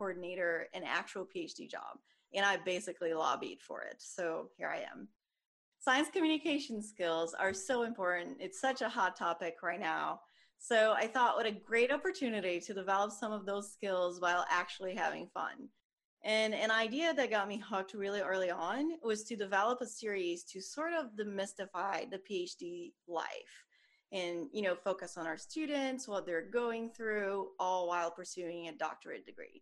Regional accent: Brazil; moved away; I'm from Brazil.

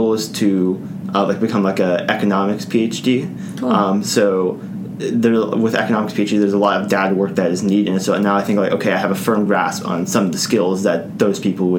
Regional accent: Raleigh, North Carolina, United States; I'm from Raleigh, I was able to live at home

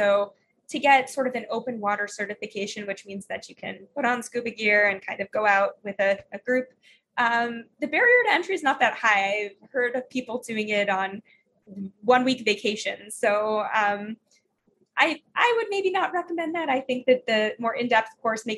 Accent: Florida, United States; I grew up in Florida

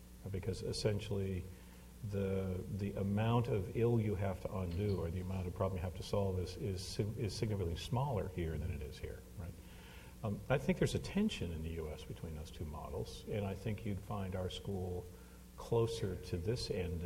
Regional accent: Hamilton, Ontario, Canada; moved away; I grew up in Hamilton, Ontario

